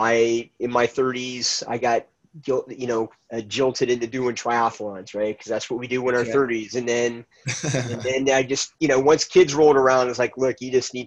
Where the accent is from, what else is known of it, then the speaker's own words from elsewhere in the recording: Laguna Hills, California, United States; I grew up here in Laguna Hills